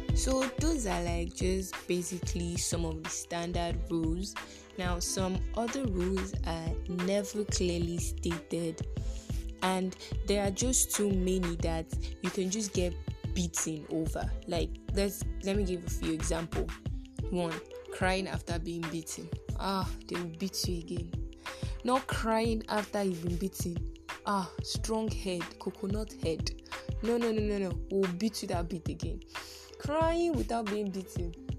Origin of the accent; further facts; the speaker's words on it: Nigeria; As Nigerian children